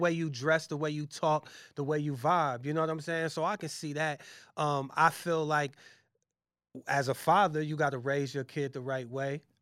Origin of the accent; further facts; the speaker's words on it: Massillon, Ohio, United States; moved away as an adult; also born or lived in Brooklyn, New York; I'm from Massillon, Ohio, it's a, it's a small town